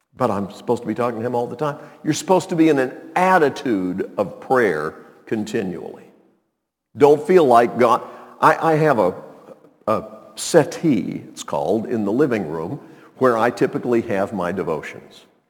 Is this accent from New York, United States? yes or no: no; Montreat, North Carolina, United States; When I was a kid growing up in Montreat